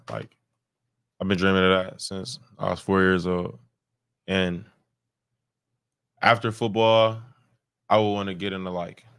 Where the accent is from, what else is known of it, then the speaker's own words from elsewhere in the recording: Chicago, Illinois, United States; I play any Chicago music because I'm from the Chicagoland area, so that's just what I grew up on.